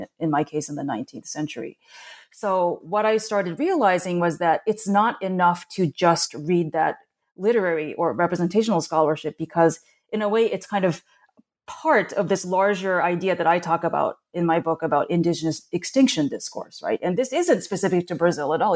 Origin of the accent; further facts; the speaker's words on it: Tokyo, Japan; moved away as an adult; now in United States; I actually grew up in Tokyo. I came to the United States when I was eighteen